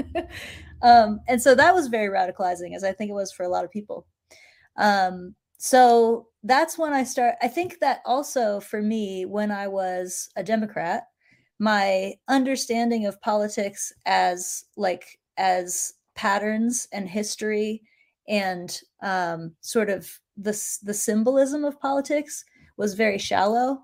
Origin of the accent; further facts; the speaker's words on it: Appalachia in central Virginia, United States; I was raised in Appalachia in central Virginia.